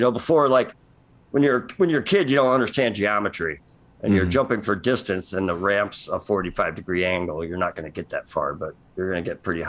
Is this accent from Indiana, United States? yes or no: yes; LaPorte, Indiana, United States; Just shadow of Notre Dame, kind of LaPorte.